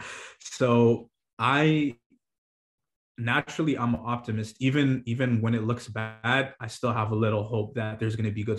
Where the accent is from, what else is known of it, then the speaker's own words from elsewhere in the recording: Toronto, Ontario, Canada; I'm from Toronto.